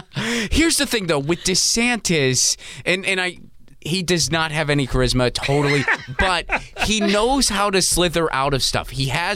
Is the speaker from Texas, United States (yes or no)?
no; California, United States; as a Californian.